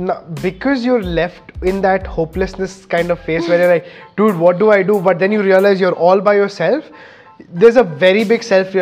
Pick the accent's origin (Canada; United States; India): India